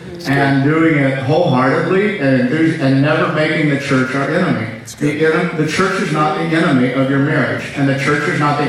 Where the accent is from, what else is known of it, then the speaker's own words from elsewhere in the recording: St. Louis, Missouri, United States; moved away as an adult; also born or lived in Pacific Northwest; I'm from St. Louis.